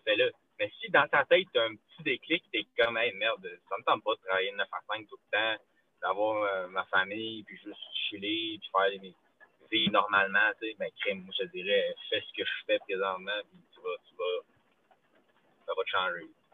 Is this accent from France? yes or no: no; Quebec, Canada; moved away; je suis québécois